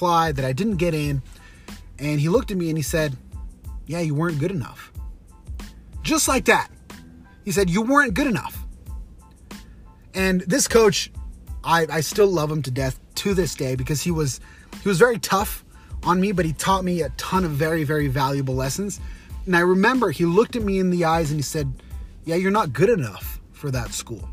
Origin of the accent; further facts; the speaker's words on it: Utah, United States; BYU, Brigham Young University, here in my hometown in Utah.